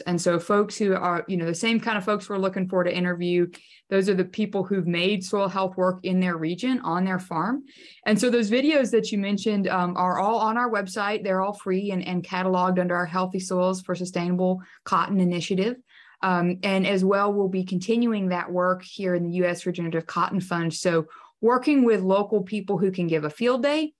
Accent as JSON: {"language": "English", "region": "Texas", "country": "United States", "also_born_or_lived": "College Station, Texas", "said": "I'm from Texas, yes, and I spent about 10 years in the Blackland Prairies in the College Station area"}